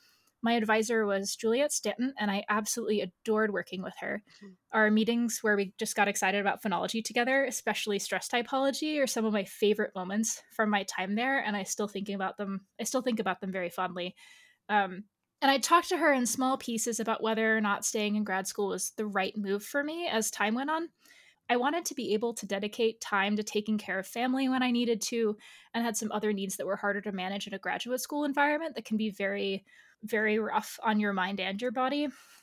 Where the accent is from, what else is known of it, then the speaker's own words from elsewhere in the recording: Brazil; born there; also born or lived in Angola; the Portuguese, where I was born in Brazil, does something different than in Angola when I lived there.